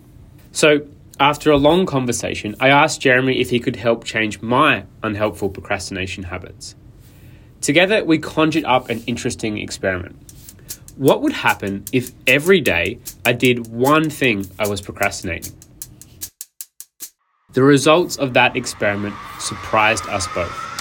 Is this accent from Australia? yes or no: yes; Adelaide, South Australia, Australia; moved away; my hometown of Adelaide, South Australia.